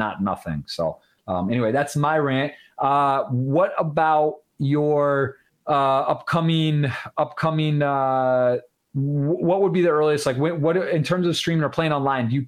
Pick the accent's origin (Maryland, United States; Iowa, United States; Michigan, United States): Michigan, United States; Ann Arbor; I am born and raised in Ann Arbor, Michigan, in the U.S.